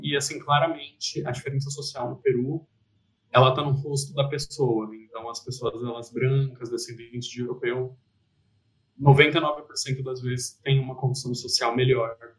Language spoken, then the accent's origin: Portuguese; São Paulo, Brazil; also born or lived in Lima; eu que sou de São Paulo